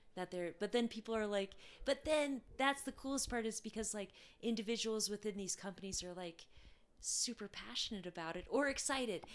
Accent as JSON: {"language": "English", "region": "Alaska", "country": "United States", "tie": "born or raised there", "said": "Revelate Designs, which is from my hometown in Alaska"}